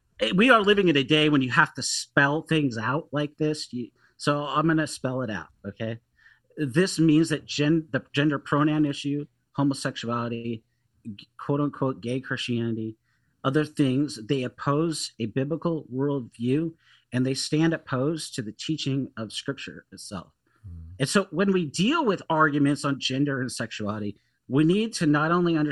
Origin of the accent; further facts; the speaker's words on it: Seattle, Washington, United States; growing up in Seattle when I was at a community college and really in high school and living there